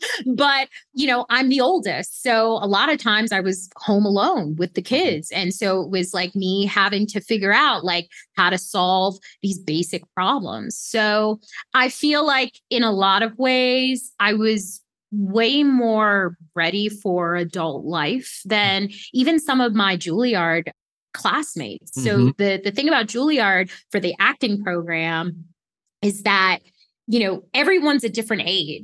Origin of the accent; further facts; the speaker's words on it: Baltimore, Maryland, United States; born there; So I was actually born in Baltimore, Johns Hopkins Hospital. My parents were kids. My mom was 18. My dad was 17.